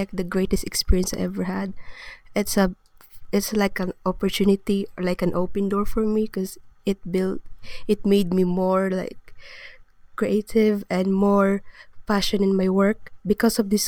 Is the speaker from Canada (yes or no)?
no; Philippines; moved away; I'm from the Philippines.